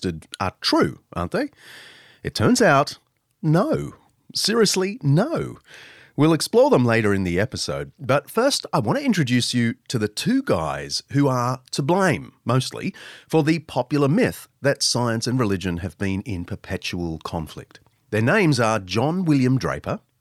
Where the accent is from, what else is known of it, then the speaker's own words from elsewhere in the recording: Australia; the University of Queensland in my home country